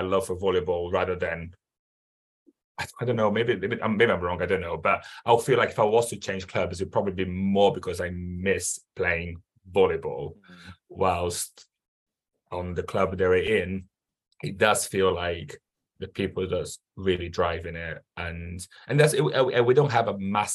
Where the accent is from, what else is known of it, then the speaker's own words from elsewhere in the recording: Brazil; I'm from Brazil where football is massive